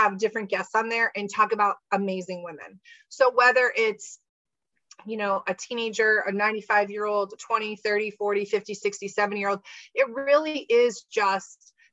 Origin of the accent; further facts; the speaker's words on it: United States; I'm American. I apologize. I don't speak French